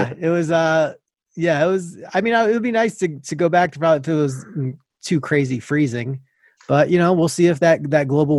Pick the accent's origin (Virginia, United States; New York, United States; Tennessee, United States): New York, United States; Long Island; moved away; I'm from Long Island, New York.